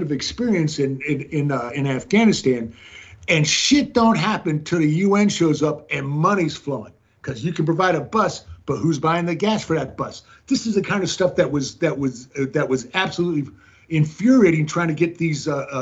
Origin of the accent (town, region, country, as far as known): United States